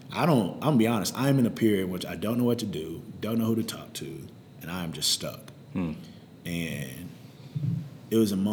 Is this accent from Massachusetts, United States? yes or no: no; High Point, North Carolina, United States; also born or lived in Winston-Salem, North Carolina; my mom had just remarried, so we moved from Winston-Salem to High Point